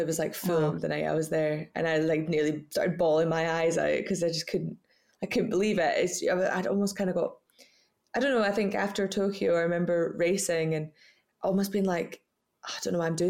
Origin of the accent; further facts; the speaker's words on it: Scottish Borders, Scotland, United Kingdom; I was brought up in the Scottish Borders on a farm called Middle Third Farm